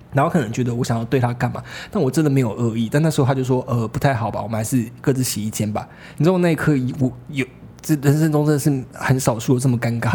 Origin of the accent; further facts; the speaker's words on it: southern Taiwan, Taiwan; 因为我是南部人